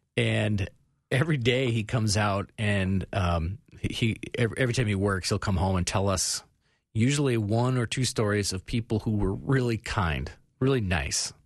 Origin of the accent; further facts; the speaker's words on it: Phoenix, Arizona, United States; I grew up in Phoenix in the eighties.